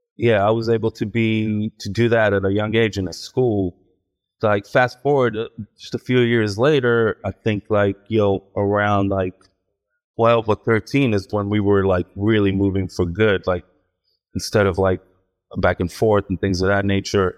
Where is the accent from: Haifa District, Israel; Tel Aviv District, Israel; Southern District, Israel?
Southern District, Israel; Ashdod; moved away; I was born in Israel, in a town called Ashdod